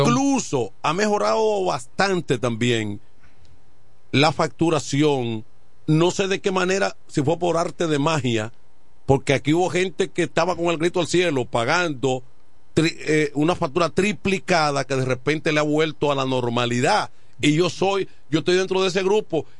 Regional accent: La Romana, Dominican Republic; donde yo me crié en Villaverde

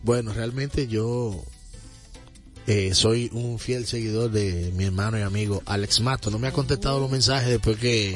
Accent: Santo Domingo Este, Distrito Nacional, Dominican Republic; yo vengo de un barrio donde se consume mucha salsa. Yo soy los mineros

